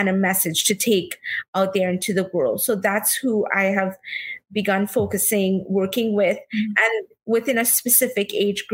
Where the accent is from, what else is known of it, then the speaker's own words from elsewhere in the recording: Trinidad & Tobago; moved away as an adult; now in New York, United States; I am originally from Trinidad and Tobago. I was born and brought up there. And I've been living in New York now for the past 16 plus years.